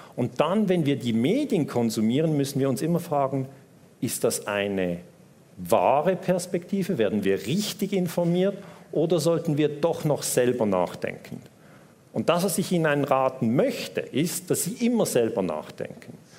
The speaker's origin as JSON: {"language": "German", "country": "Switzerland", "accent": "Swiss", "said": "Ich bin Schweizer, hört man am Akzent"}